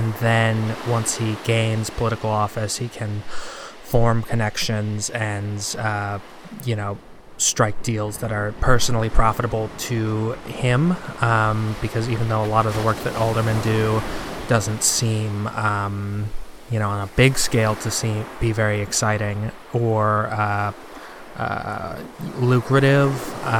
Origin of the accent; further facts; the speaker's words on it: Chicago, Illinois, United States; So this story is from my hometown, actually. It's a regional story from, you know, the little area where I grew up. Just like a little local tale from Chicago, Illinois.